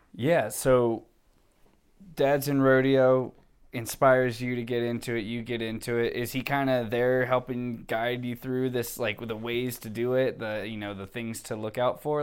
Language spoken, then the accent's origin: English; Philadelphia, Pennsylvania, United States; moved away as an adult; living out west from my hometown of Philadelphia